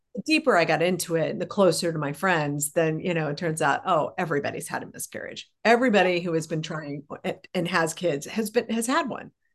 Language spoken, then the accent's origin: English; Colorado, United States; I grew up in Colorado